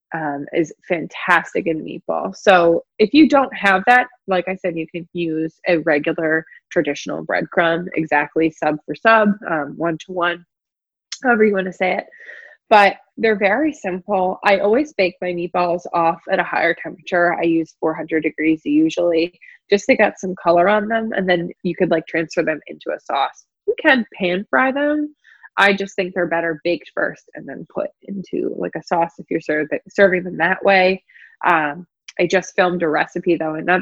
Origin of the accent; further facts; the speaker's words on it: Philadelphia, Pennsylvania, United States; moved away as an adult; also born or lived in the South (US); I'm from the Philadelphia area, was living down south. And when I moved back up, I lived with them just for a little bit.